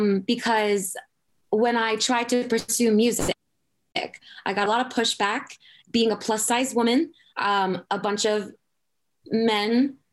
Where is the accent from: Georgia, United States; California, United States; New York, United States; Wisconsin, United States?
New York, United States; Long Island, Suffolk County; accent: Long Island; now in Los Angeles, United States; I am from Long Island, from Suffolk County.